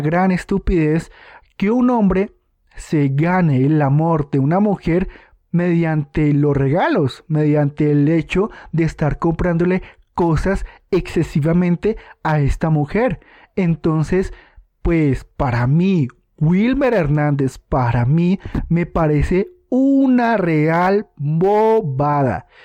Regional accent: Colombia; aquí en mi país Colombia

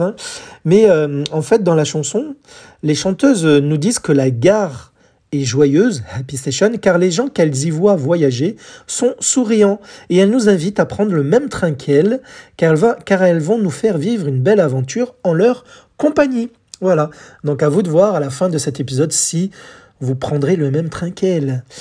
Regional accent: France; chez nous en France

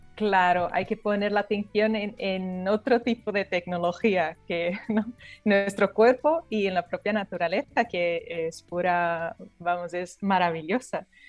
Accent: Brazil; moved away; yo soy brasileña

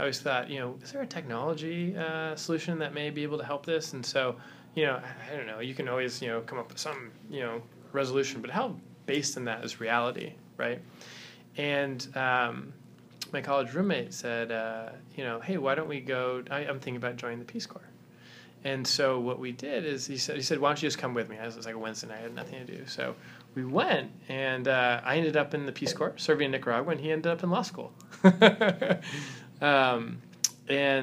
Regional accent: Southern California, United States; I grew up in Southern California

